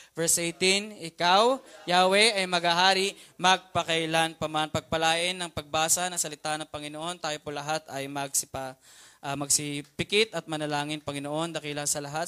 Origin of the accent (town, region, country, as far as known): Philippines; also born or lived in Mandaluyong